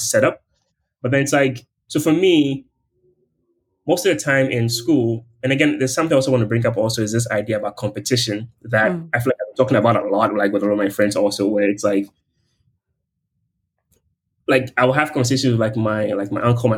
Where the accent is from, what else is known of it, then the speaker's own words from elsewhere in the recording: Ghana; moved away as an adult; also born or lived in Accra, Ghana; now in St. Louis, United States; when I compare a chance of growing up in Ghana, I really appreciate that I had a chance